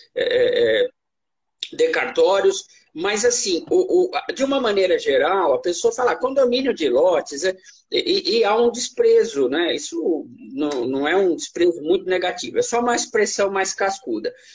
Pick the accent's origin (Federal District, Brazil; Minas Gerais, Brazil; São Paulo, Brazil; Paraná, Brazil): São Paulo, Brazil; Bragança Paulista; minha terra, Bragança Paulista.